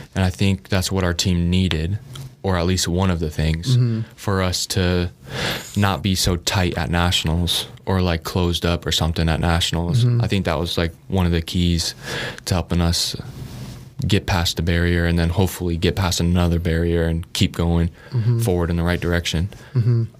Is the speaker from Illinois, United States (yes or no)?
yes; Tinley Park, Illinois, United States; moved away as an adult; now in Lincoln, United States; I love my hometown, Tinley Park